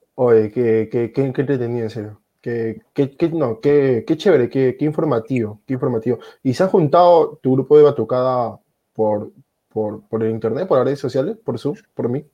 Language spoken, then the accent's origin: Spanish; Peru; yo soy peruano